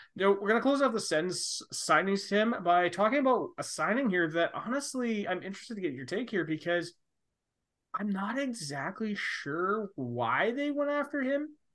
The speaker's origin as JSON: {"language": "English", "country": "Canada", "said": "we're Canadian"}